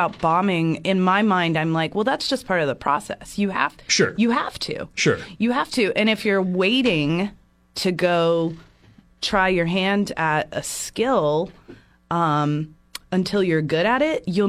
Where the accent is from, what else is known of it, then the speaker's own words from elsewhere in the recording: Charleston, South Carolina, United States; also born or lived in Chicago; now in Central Coast, California, United States; I grew up on the Southeast Coast. I'm originally from Charleston, South Carolina.